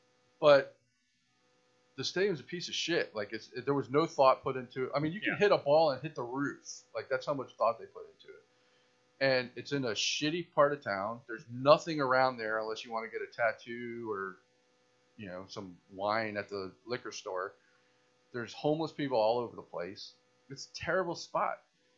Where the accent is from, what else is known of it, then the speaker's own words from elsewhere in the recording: Tampa, Florida, United States; The people that are from Tampa, there's not many of us.